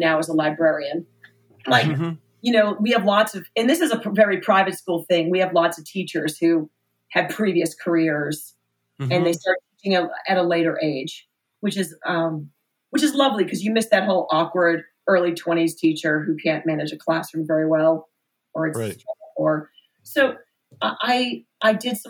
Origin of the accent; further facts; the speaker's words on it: Nashua, New Hampshire, United States; moved away as an adult; also born or lived in Washington, District of Columbia, United States; I grew up in New Hampshire